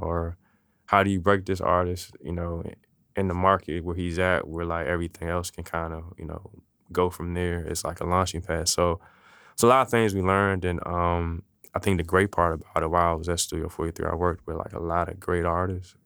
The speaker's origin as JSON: {"language": "English", "region": "Maryland", "country": "United States", "tie": "born or raised there", "also_born_or_lived": "Washington, D.C.", "moved": "yes", "lives_now": "Richmond, United States", "said": "I was born in Washington, D C, um, grew up in Maryland, so really kinda back and forth"}